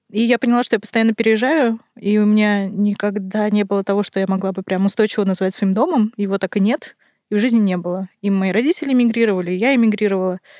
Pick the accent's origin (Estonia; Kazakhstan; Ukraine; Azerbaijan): Kazakhstan; born there; also born or lived in Russia; я родилась в Казахстане, потом жила в России, теперь снова в Казахстане. И очень много перемещалась.